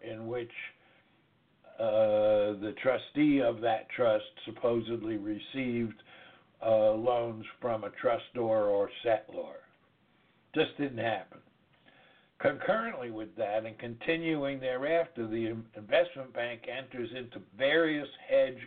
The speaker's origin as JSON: {"language": "English", "region": "New York", "country": "United States", "accent": "New York", "moved": "yes", "lives_now": "DeVal County, Florida, United States", "said": "my New York accent"}